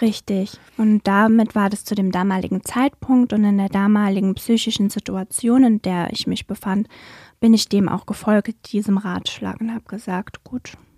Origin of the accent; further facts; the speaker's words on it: Germany; now in Wiesbaden, Germany; in meinem Heimatort damals, in dem ich auch gewohnt und gearbeitet habe